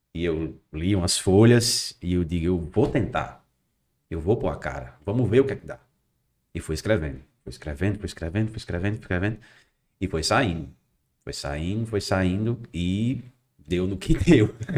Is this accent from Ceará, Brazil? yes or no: no; Macau, Rio Grande do Norte, Brazil; Sou natural aqui de Macau